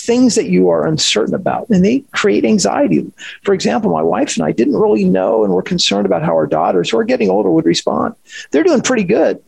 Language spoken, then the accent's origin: English; Washington, United States; moved away; Dad has a park named after him in Washington State. It's where we grew up